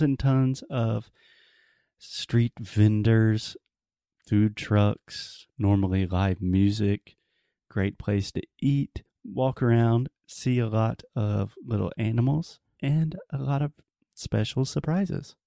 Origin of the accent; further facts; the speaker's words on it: South Carolina, United States; the capital of my home state, of South Carolina